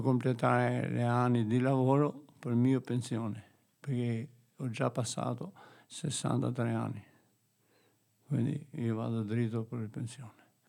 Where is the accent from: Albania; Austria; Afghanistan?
Albania; Italian is a second language; moved away as an adult; also born or lived in Treviso, Italy; now in Bolzano, Italy; Vengo da Albania